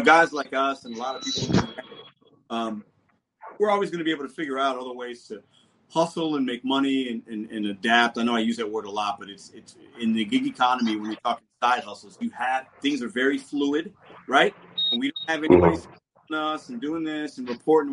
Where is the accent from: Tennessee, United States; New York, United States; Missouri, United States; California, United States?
Missouri, United States; St. Louis; I am from St. Louis.